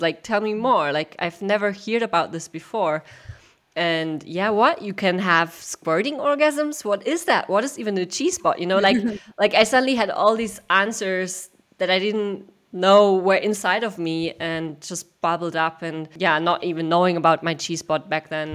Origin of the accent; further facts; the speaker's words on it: Germany; I grew up in Germany